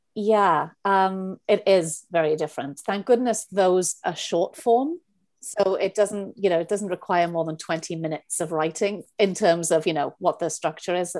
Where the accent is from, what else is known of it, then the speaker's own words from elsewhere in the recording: Wales, United Kingdom; moved away; I'm from Wales. I always start with that 'cause people are always like, "Where are you from?" So I'm from Wales